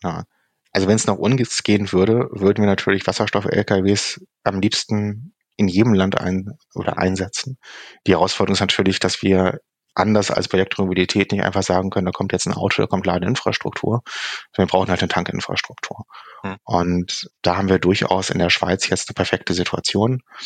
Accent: Hamburg, Germany; die hanseatische Bescheidenheit als Hamburger

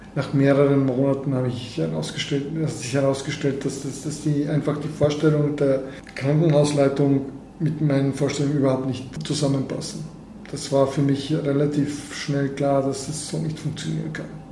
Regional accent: Sofia, Sofia City, Bulgaria; German is a second language; moved away as an adult; also born or lived in Vienna, Austria / Germany / United States; Ich fühle mich sehr wohl in Sofia. Das ist halt meine Stadt, ich bin hier aufgewachsen.

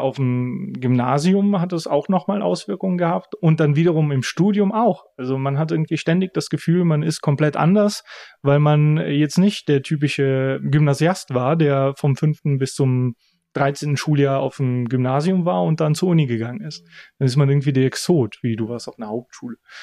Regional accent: Bulgaria; ich bin in Bulgarien geboren, ich habe einen bulgarischen Namen, ich habe einen bulgarischen Pass. Ich bin Bulgare

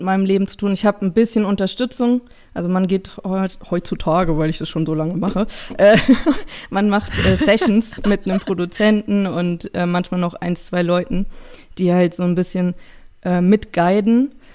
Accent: Idstein, Hesse, Germany; ich komme aus Itstein

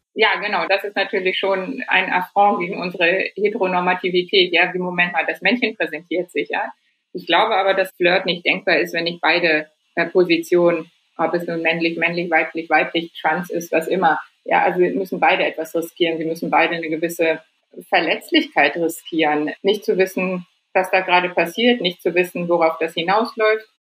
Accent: Germany; als Deutsche

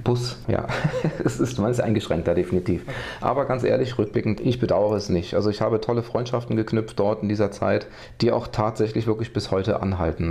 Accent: Westerwald, Rhineland-Palatinate, Germany; also born or lived in Neuwied; Eigentlich bin ich auf dem Land groß geworden, komme eigentlich aus dem tiefsten Westerwald

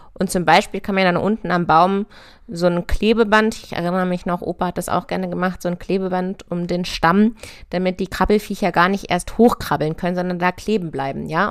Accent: near Hanover, Lower Saxony, Germany; also born or lived in Göttingen / Berlin; ich komme aus der Nähe von Hannover

